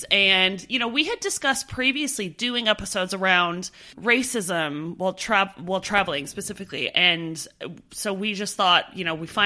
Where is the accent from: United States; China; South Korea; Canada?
Canada; moved away as an adult